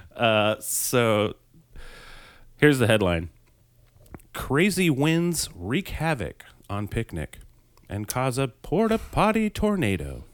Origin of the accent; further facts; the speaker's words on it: Colorado, United States; my home state